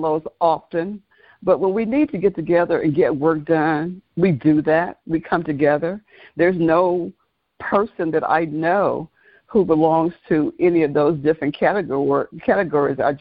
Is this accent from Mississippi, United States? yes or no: yes; Oxford, Mississippi, United States; moved away as an adult; now in Atlanta, United States; my hometown is infamous for James Meredith, for University of Mississippi, quote unquote, Ole Miss